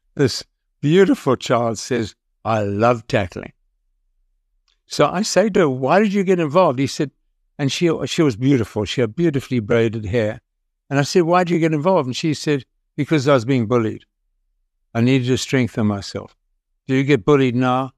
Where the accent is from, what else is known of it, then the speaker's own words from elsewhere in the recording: South Africa; I'm a South African